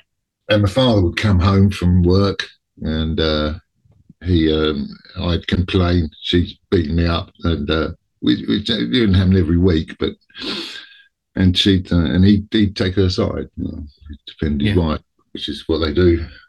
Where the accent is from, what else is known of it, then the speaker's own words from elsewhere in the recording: New Zealand; born there; I was born in New Zealand in 1964, which was a different era completely